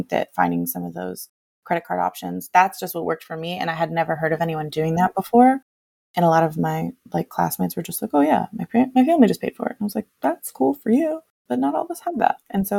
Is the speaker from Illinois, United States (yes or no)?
no; California, United States; The challenge with growing up in the Bay Area and California in general is that the income is too high